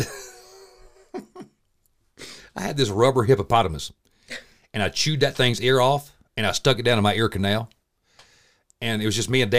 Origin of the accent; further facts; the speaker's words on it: Franklin, United States; I grew up in Franklin. We didn't have a lot.